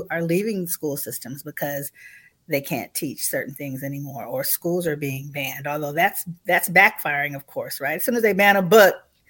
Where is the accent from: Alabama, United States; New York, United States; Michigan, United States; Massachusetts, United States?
Michigan, United States; Detroit; born there; I was born in Detroit, Michigan, 2 months after the urban rebellion that took place in Detroit.